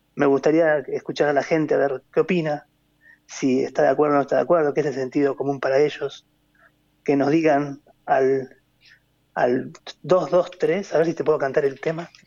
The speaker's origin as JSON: {"language": "Spanish", "country": "Argentina", "said": "como argentinos"}